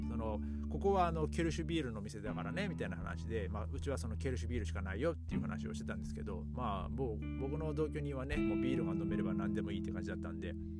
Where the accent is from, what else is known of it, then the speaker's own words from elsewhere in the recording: Aomori, Japan; now in Germany; 僕はあの、あの、あ、 青森県っていうところで